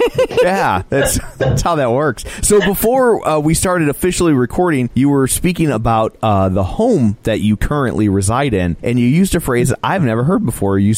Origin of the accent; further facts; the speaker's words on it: Ireland; she's Russian and I'm Irish.